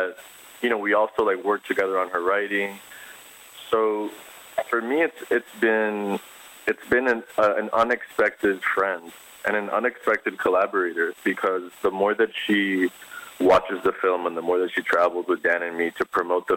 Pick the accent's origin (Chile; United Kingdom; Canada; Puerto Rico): Puerto Rico; moved away as an adult; I grew up in Puerto Rico